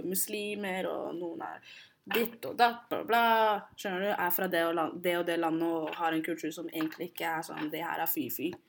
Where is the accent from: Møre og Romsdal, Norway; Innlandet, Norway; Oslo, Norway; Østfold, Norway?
Oslo, Norway; Jeg er jo født og oppvokst i Oslo